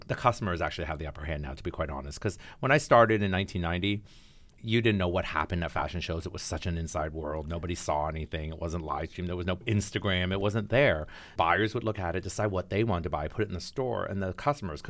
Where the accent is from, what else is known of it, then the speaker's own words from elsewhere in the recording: Toronto, Ontario, Canada; moved away as an adult; now in New York, United States; growing up as a kid in Toronto